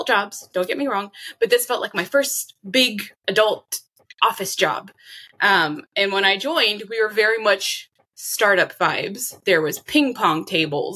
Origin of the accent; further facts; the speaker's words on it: Austin, Texas, United States; I was raised in Austin, Texas, and the surrounding areas by mostly my mother